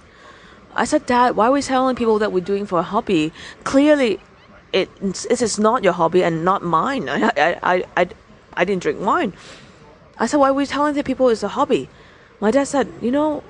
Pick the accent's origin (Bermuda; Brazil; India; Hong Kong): Hong Kong; moved away as an adult; also born or lived in United States; I was born and raised in Hong Kong.